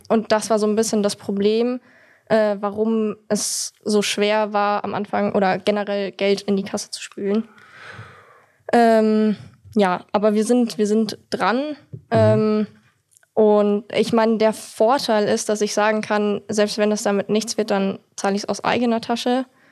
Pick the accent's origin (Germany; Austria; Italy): Germany; Munich, Bavaria; ich komme aus München